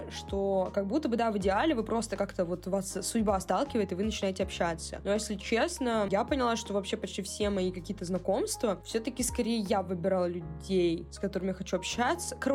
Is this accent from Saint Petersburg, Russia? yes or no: yes; Saint Petersburg, Russia; плюс, я из Санкт-Петербурга.